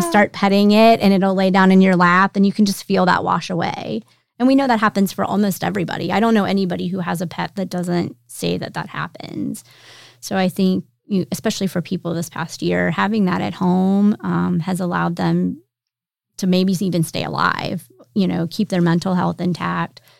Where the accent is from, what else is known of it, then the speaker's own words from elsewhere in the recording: York, Pennsylvania, United States; moved away as an adult; now in Roanoke, United States; I am originally from Pennsylvania, but we've lived here long enough that Roanoke's home